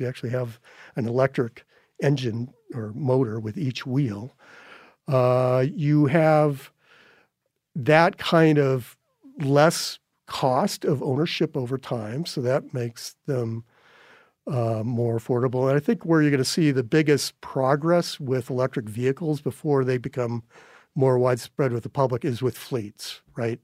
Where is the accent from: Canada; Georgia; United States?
United States; North Dakota; now in Montana, United States; when I was a kid growing up in North Dakota